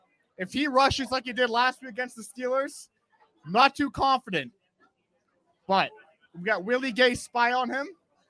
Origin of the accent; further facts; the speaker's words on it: Canada; I'm from Canada.